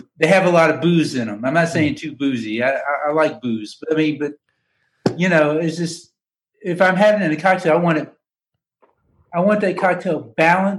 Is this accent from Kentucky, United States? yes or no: yes; Danville, Kentucky, United States; moved away as an adult; also born or lived in Lexington, Kentucky; now in Atlanta, United States; I'm from Danville, Kentucky